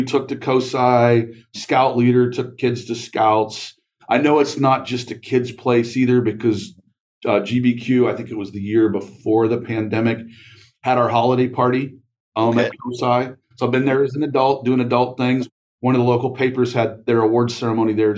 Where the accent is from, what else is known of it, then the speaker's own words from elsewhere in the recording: Mansfield, Ohio, United States; I grew up in the Mansfield area